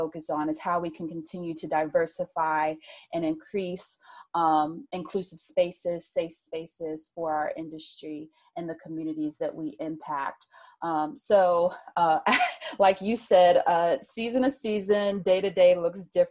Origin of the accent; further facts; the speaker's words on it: Birmingham, Alabama, United States; moved away; also born or lived in Tampa; growing up in Birmingham, I grew up in a minor league baseball market. I grew up where Michael Jordan played minor league baseball